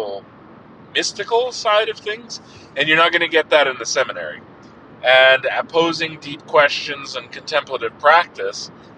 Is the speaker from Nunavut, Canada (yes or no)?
no; Lethbridge, Alberta, Canada; moved back to my hometown of Lethbridge, what I consider my hometown of Lethbridge